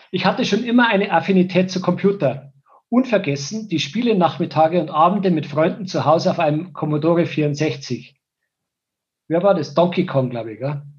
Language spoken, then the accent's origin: German; Wartenberg, Bavaria, Germany; born there; Ich bin 1970 in Wartenberg geboren und gehöre einer alteingesessenen Wartenberger Familie an.